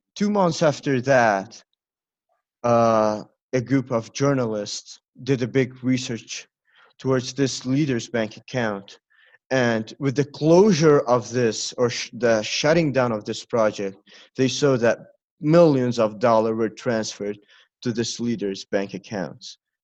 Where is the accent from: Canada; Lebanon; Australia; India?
Lebanon; I'm 17 years old and I'm from Lebanon.